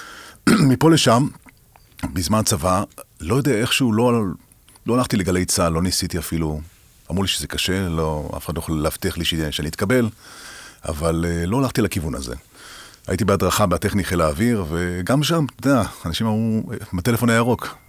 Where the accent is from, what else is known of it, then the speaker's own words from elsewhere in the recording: Haifa, Haifa District, Israel; moved away as an adult; now in Ramat Gan, Israel; זה אזורים שלי, שאני גדלתי בהם